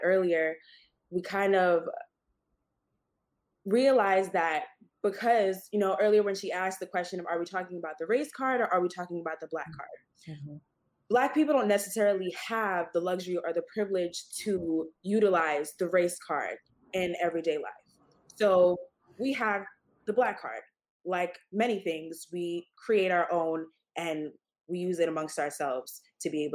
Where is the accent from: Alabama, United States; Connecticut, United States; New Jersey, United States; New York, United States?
New York, United States; New York City; I was born and raised in Queens, New York City